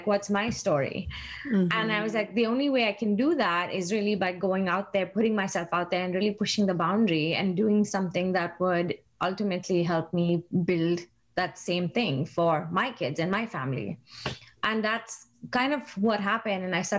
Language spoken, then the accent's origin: English; India; moved away; I moved here from India in 2006, and that was like a huge change for me, like culturally, mentally, everything, right?